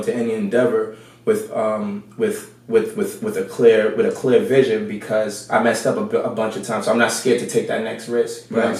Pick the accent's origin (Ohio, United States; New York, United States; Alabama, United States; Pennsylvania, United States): New York, United States; New York City; moved away; I'm from New York City. Bronx, New York. I grew up in the Bronx. Yeah. Mm-hmm. So, grew up in the Bronx.